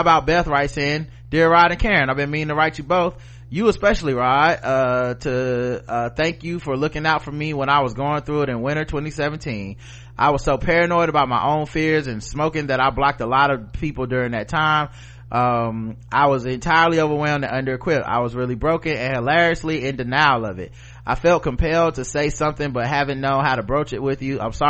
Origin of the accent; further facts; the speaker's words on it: New York City, New York, United States; I'm from New York, and most people here do not know American chattel slavery began in New York City as part of the Dutch slave trade in the 1600s.